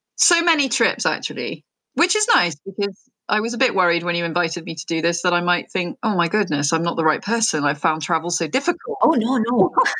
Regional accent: United Kingdom; also born or lived in France; I'm very British

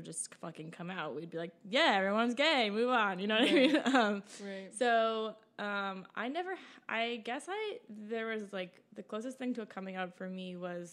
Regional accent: outside Boston, Massachusetts, United States; moved away as an adult; also born or lived in Baltimore; I grew up outside Boston.

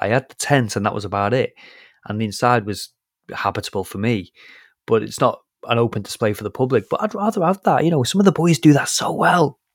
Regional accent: United Kingdom; I'm British

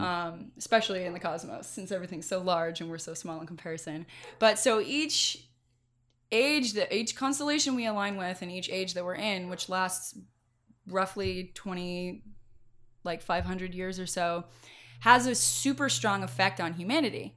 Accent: Mendocino County, California, United States; moved away as an adult; also born or lived in Irvine, California; now in Los Angeles, United States; I grew up in Mendocino County

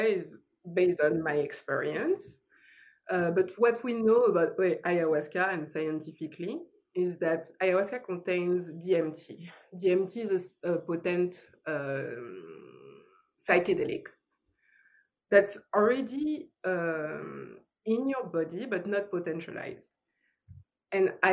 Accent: France; accent: French; English is a second language; moved away as an adult; now in Los Angeles, United States; I moved from France because, yes, French accent. I moved from France

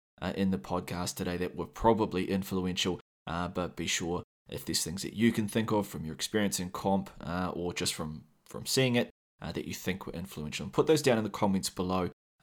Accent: New Zealand; accent: New Zealand; So yeah, if you can't handle my sexy Kiwi accent for too long, I will leave some timestamps in the show notes

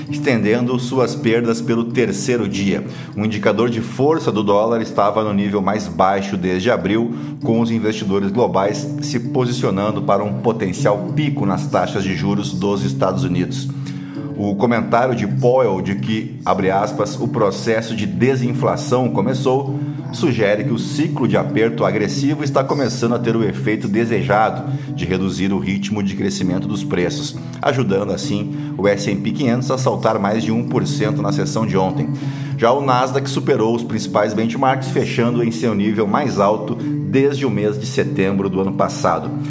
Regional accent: Canoas, Rio Grande do Sul, Brazil; como a minha Canoas, minha terra natal

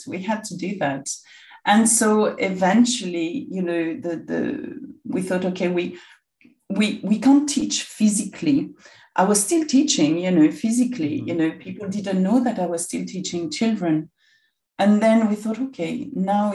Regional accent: Bourg-en-Bresse, Auvergne-Rhône-Alpes, France; English is a second language; moved away as an adult; also born or lived in Saint-Vallier, Burgundy; now in London, United Kingdom; that's where I come from, you know, I was brought up there

